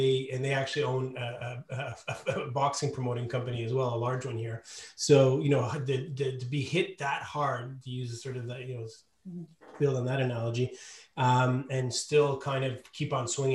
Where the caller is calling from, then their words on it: Montreal, Quebec, Canada; I'm coming from Montreal, where I've been sheltered in place since March.